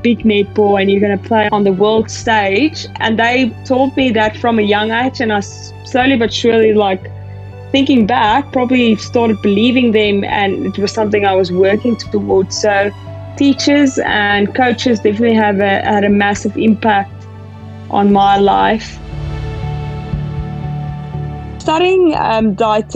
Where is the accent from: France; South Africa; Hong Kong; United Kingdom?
South Africa; I'm a South African and I'm representing South Africa.